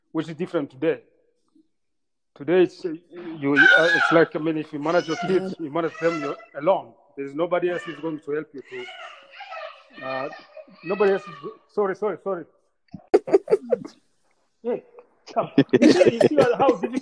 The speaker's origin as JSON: {"language": "English", "town": "Bujumbura", "country": "Burundi", "tie": "born or raised there", "also_born_or_lived": "Rwanda", "moved": "yes", "said": "I was born in Bujumbura, Burundi, and came back to Rwanda after genocide"}